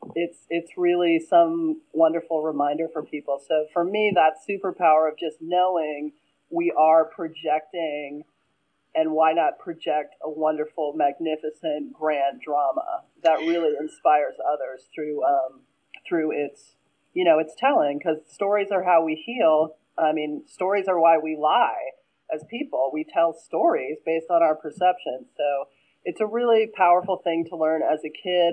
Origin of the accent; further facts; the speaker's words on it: Pennsylvania, United States; I'm from Pennsylvania, so you know our Philly